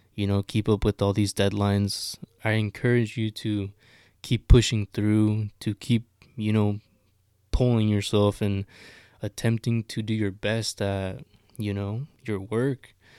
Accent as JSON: {"language": "English", "area": "Sonoma County", "region": "California", "country": "United States", "said": "I'm from Sonoma County"}